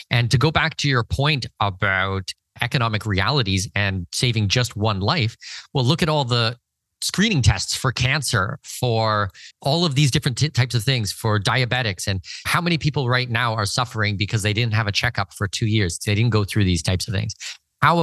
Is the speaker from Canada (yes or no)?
yes; Canada; But, you know, I'm Canadian